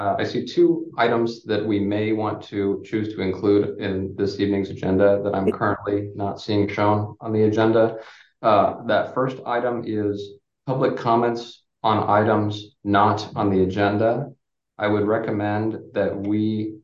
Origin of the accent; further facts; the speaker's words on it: Berkeley, California, United States; I am originally from Berkeley